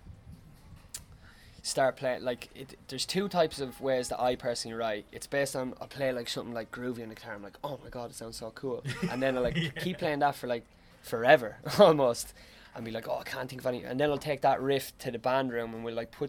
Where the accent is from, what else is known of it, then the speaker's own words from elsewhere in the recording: Tipperary, Munster, Ireland; we're not from Dublin. Like, we're from Tipperary